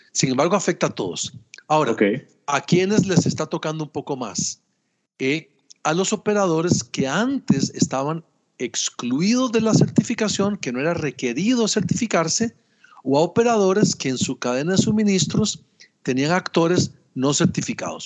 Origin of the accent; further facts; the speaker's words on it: Costa Rica; yo soy ingeniero agrónomo, soy costarricense